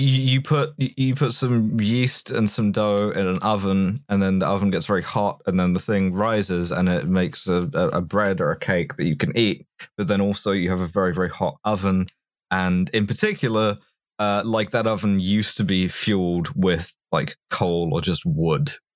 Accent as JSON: {"language": "English", "region": "London", "country": "United Kingdom", "tie": "born or raised there", "said": "I grew up in London"}